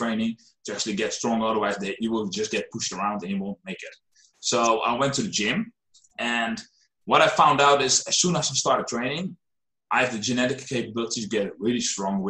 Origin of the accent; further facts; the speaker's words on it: Netherlands; I'm a trainer from the Netherlands